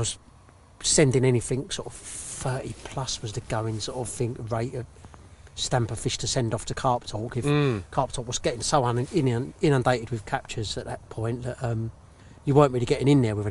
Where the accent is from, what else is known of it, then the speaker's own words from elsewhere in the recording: Cheshunt, East of England, United Kingdom; moved away; I was brought up in Hertfordshire, sort of Cheshunt in Hertfordshire, which is all like Lee Valley, North Mare, Maidsmeads and everything.